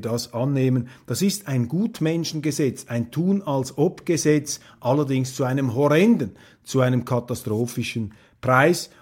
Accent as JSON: {"language": "German", "country": "Switzerland", "said": "als Schweizer"}